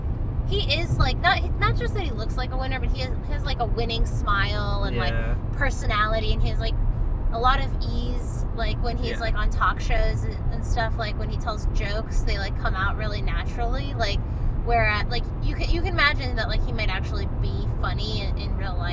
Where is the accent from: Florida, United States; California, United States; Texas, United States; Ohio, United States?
Ohio, United States; moved away; we both grew up there.